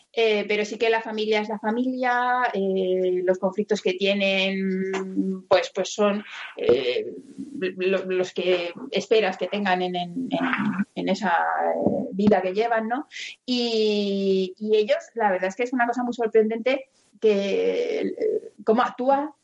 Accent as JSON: {"language": "Spanish", "town": "Madrid", "region": "Community of Madrid", "country": "Spain", "tie": "born or raised there", "said": "yo que soy niña de, de Carabanchel que me, me crié al lado de un descampado"}